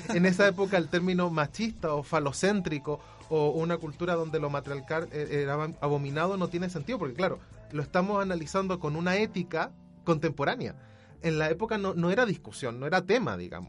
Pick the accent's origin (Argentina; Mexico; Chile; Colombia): Chile; uno como chileno